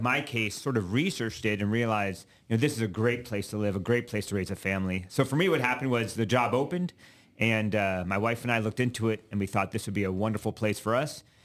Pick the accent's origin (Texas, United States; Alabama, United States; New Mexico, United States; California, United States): Alabama, United States; moved away as an adult; also born or lived in Virginia / New York City, United States; now in Nebraska, United States; I grew up mostly in Alabama